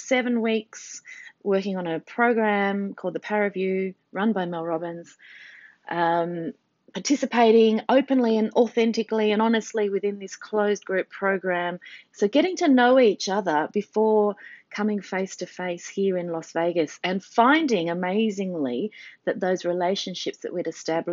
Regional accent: Australia; I said, "Australia."

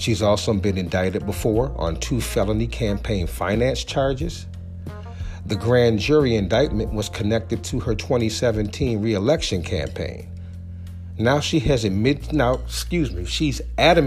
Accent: Rochester, New York, United States; moved away as an adult; also born or lived in Charlotte area; my hometown of Rochester, New York. It was a great place to grow up. Although I've been gone for 20 years now

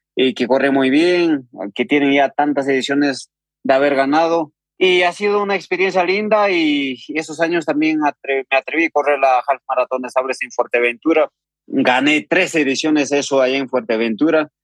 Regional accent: Huancavelica, Peru; yo soy de una comunidad campesina que se llama Atalia que pertenece a un distrito de Yauli, región de Huancavelica, Perú

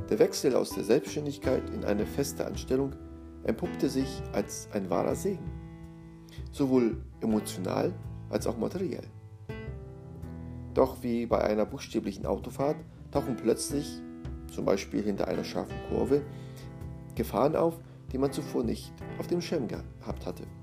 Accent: Szczecin, West Pomeranian Voivodeship, Poland; Auf unserer weiteren Fahrt durch das Leben hatte es uns in meine Heimat verschlagen. Meine Familie in Stettin war erpicht darauf, uns nach einer längeren Zeit wiederzusehen. Und so hatte ich die Gelegenheit, meinen Kindern, wie schon meiner Beifahrerin zuvor, meinen Geburtsort zu zeigen.

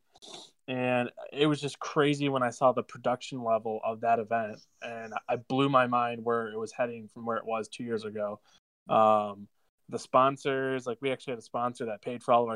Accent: Midland, Michigan, United States; moved away as an adult; also born or lived in Chicago; I'm born and raised in Midland, Michigan, right where Northwood is

